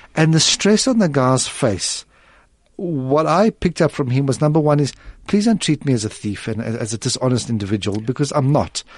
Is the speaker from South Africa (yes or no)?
yes; South Africa; being a South African